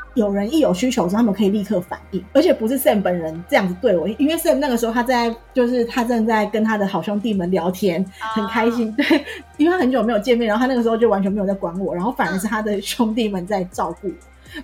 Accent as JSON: {"language": "Chinese", "country": "Taiwan", "moved": "as an adult", "lives_now": "United States", "said": "我们台湾人就是你知道，比较，比较活泼热情冷静一点"}